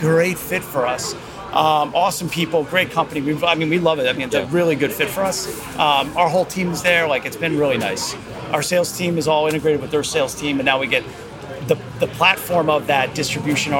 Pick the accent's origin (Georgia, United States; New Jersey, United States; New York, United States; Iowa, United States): New Jersey, United States; Basking Ridge; also born or lived in Monmouth County, New Jersey; we're from Basking Ridge, went to Ridge High School